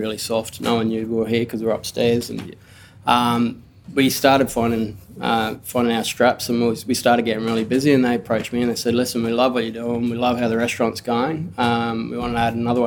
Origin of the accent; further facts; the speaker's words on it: Cairns, Queensland, Australia; now in Brisbane, Australia; I grew up in Cairns. I was a teenager in Cairns. My family's from up there